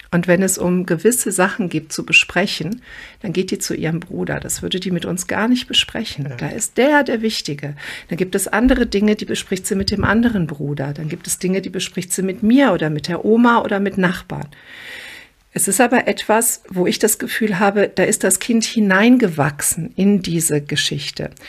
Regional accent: Croatia; born there; Ich bin gebürtige Kroatin und war viel in unserem Dorf in Kroatien.

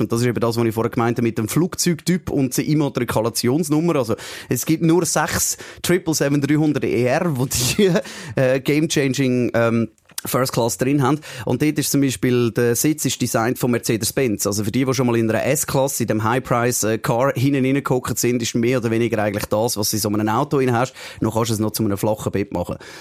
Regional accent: Switzerland; Wir sind als Schweizer

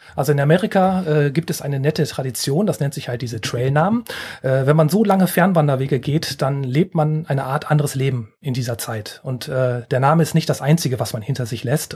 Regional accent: Rhineland, Germany; als Rheinländer

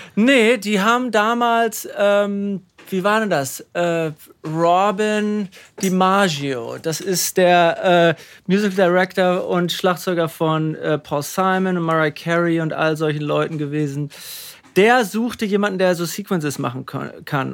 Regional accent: Münster, North Rhine-Westphalia, Germany; moved away as an adult; also born or lived in Paderborn / Hamburg; now in California, United States; Hiltrup war für mich. Ähm, super Platz, um aufzuwachsen

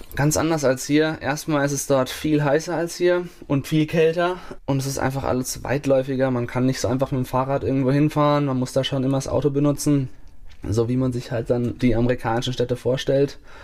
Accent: Bavaria, Germany; moved away; es ist ein kleines Dorf gewesen, wo ich aufgewachsen bin

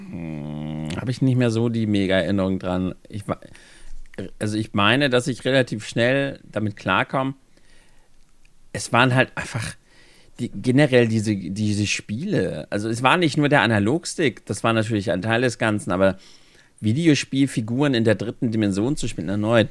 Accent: Germany; bei uns in Deutschland

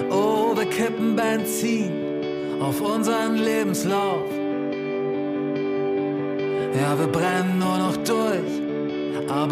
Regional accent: Lower Saxony, Germany; ich komme ja auch aus Friesland, so, das ist ja auch relativ viel Natur

